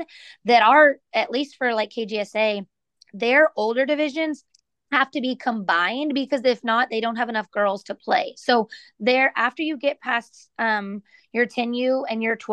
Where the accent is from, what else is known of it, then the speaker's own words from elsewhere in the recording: Katy, Texas, United States; I grew up in Katy